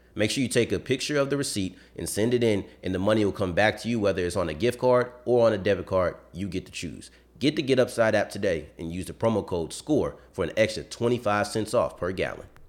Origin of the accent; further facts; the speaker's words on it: Texas, United States; I'm from Texas